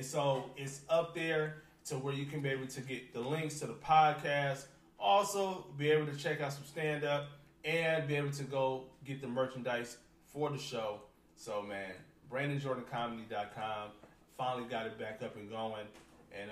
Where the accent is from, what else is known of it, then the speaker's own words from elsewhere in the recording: Detroit, Michigan, United States; Growing up in Detroit